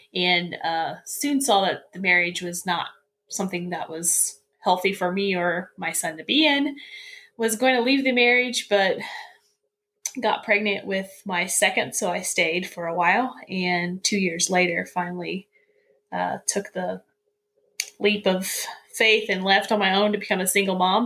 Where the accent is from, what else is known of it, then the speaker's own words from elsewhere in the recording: central Indiana, United States; I was uh, born and raised in Indiana, kind of in the central part of Indiana